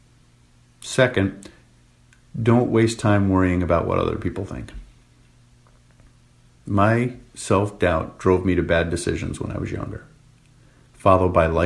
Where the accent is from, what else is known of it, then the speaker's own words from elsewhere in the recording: Rhode Island, United States; my hometown in Rhode Island